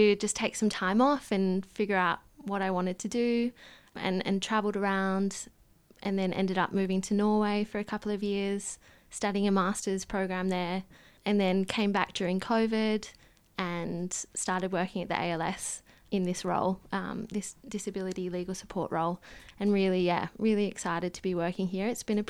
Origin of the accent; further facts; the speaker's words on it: Perth, Western Australia, Australia; Yeah, so I grew up in Perth and, yes, spent my childhood there, moved around a little bit with my family as an expat living in different countries, but came back to Perth.